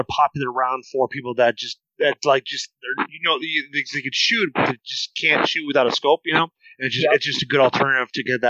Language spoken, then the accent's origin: English; Iowa, United States; growing up in Northern Iowa, is going after cottontail and going after pheasants and squirrels.